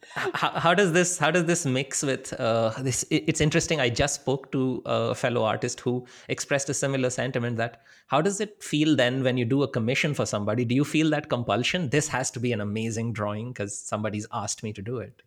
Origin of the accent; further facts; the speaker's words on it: India; moved away as an adult; also born or lived in Wisconsin; I'm from India. I'm coming from a really big city